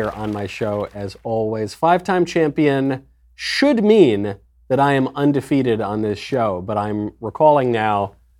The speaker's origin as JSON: {"language": "English", "region": "New York", "country": "United States", "tie": "born or raised there", "also_born_or_lived": "Los Angeles", "moved": "yes", "said": "I grew up in New York. I went to the gayest university in America. I lived in LA."}